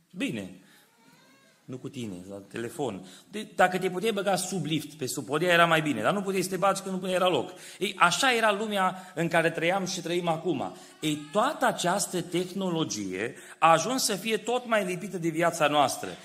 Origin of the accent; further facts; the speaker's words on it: Timișoara, Timiș County, Romania; copil fiind, crescând la Timișoara